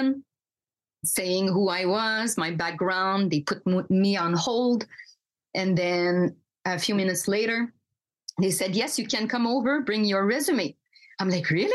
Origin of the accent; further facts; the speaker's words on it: Quebec, Canada; I grew up in Quebec